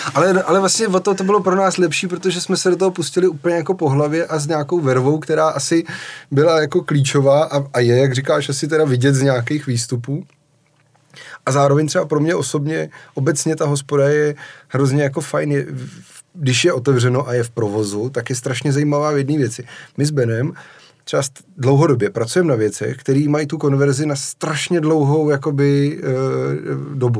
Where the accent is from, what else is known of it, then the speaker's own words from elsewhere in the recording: Czechia; jak jsme jako Češi zvyklí